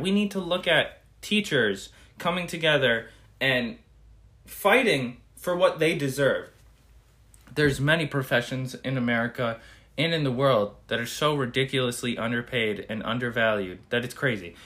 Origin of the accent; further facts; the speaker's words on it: United States; we as Americans